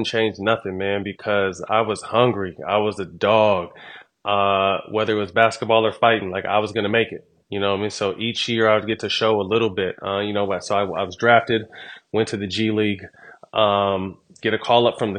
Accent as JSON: {"language": "English", "town": "Sacramento", "region": "California", "country": "United States", "said": "I'm from Sac"}